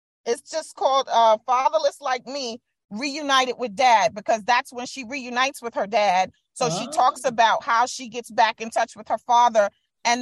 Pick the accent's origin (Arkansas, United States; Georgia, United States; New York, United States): New York, United States; New York City; the neighborhood that we grew up in Brooklyn